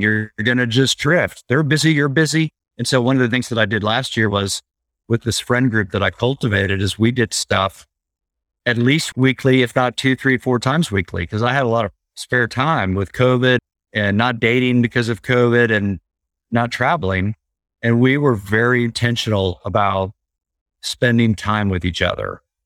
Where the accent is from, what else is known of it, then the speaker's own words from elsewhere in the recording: Oklahoma, United States; I'm from Oklahoma. I travel to L A on occasion for business trips